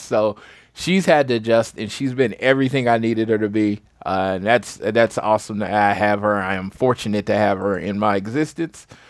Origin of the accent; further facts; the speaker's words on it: St. Louis, Missouri, United States; moved away; I'm from Missouri. I don't have to go all the way for the where I'm from, St. Louis